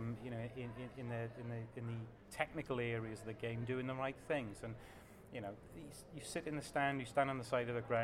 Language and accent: English; South Wales, United Kingdom; growing up in South Wales